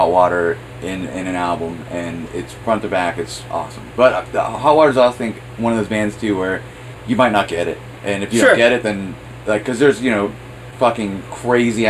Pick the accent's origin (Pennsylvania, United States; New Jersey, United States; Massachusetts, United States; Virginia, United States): Pennsylvania, United States; Grove City; now in Pittsburgh, United States; I'm from Grove City